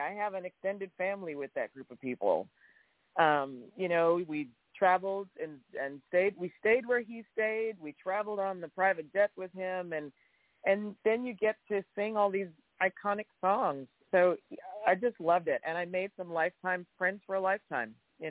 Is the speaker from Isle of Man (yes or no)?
no; Chicago, Illinois, United States; moved away as an adult; now in Los Angeles, United States; I've now lived in Los Angeles longer than my hometown. But Joliet was – I remember my sister lived in Joliet for a minute. And so if I remember correctly, it was like maybe 35 minutes away from where I lived on the south side of Chicago.